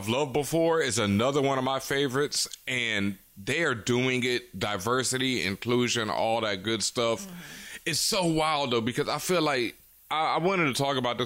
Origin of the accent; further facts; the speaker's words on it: Houston, Texas, United States; I grew up in Houston and I went to school